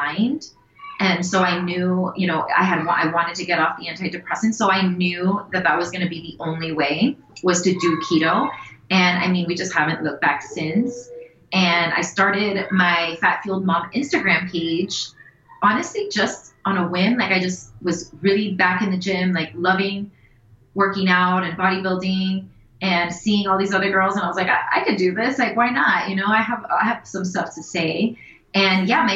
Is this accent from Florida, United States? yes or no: yes; Miami, Florida, United States; We're from Miami, born and raised